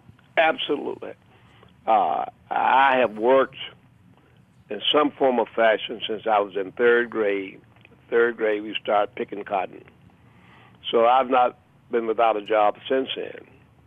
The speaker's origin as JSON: {"language": "English", "town": "Memphis", "region": "Tennessee", "country": "United States", "tie": "born there", "said": "I was born in Memphis."}